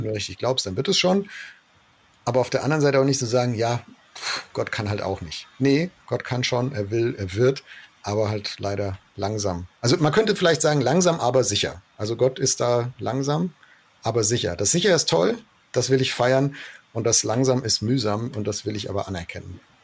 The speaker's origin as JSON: {"language": "German", "country": "Germany", "said": "wir lieben ja als Deutsche"}